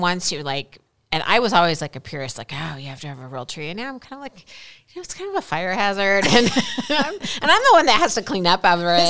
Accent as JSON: {"language": "English", "region": "Midwest", "country": "United States", "said": "I am from the Midwest"}